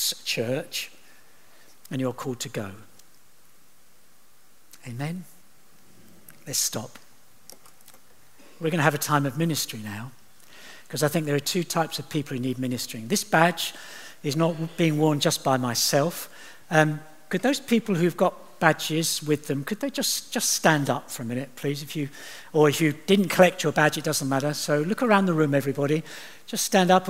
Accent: Eastbourne, South East England, United Kingdom; moved away; I'm from Eastbourne

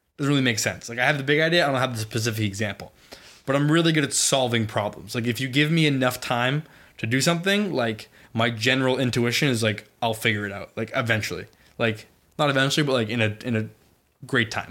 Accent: Boston, Massachusetts, United States; I grew up in Boston

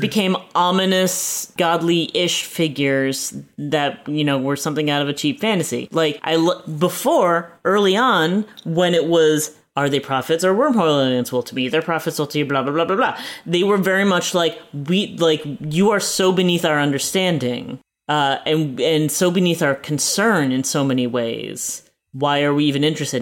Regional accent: United States; as an American, as an American citizen

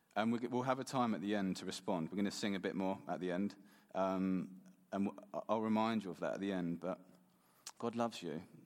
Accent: England, United Kingdom; now in Sweden; I am from England. Okay, so I'm not actually Swedish, I'm English.

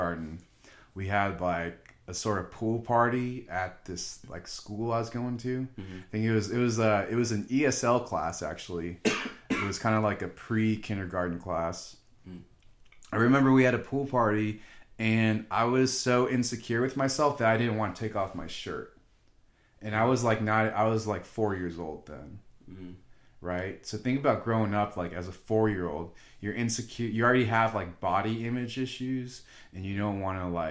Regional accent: Austin, Texas, United States; I'm a first generation Asian American. Mm-hmm. I grew up in Austin, Texas.

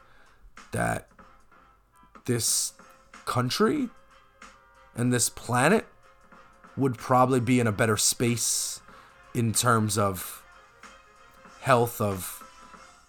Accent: New York, United States; as a New Yorker

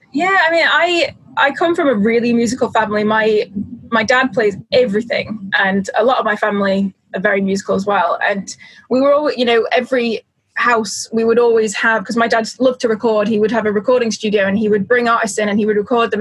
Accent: Isle of Man; moved away as an adult; now in York, United Kingdom; I actually come from the Isle of Man, uh, which is this tiny little place in the middle of the Irish Sea

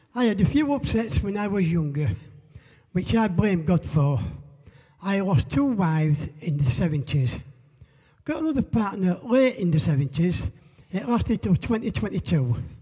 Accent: Leeds, Yorkshire and the Humber, United Kingdom; also born or lived in Morecambe; now in Barrow-in-Furness, United Kingdom; I'm originally from Leeds

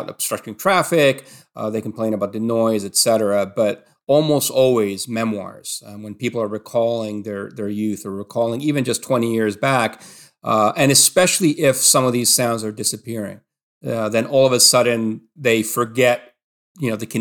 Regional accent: Alexandria Governorate, Egypt; growing up in Alexandria

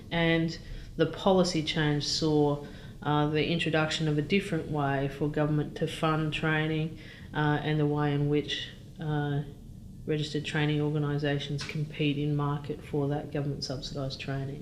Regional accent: Maryborough, Queensland, Australia; also born or lived in United Kingdom; I was born in Maryborough, Queensland.

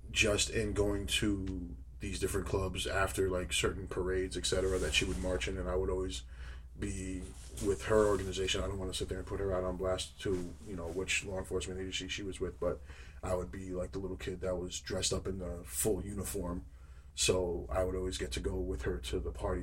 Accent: New York City, New York, United States; growing up in New York City, you get caught up in some, you know, streetwise trouble

